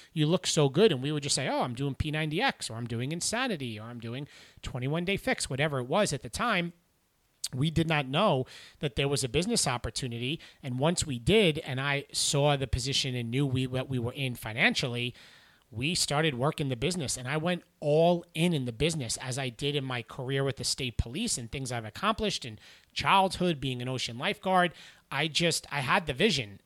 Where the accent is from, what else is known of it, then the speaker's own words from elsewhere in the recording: St. James, New York, United States; I grew up in New York, specifically in Long Island in Suffolk County in Saint James, which is in Smithtown.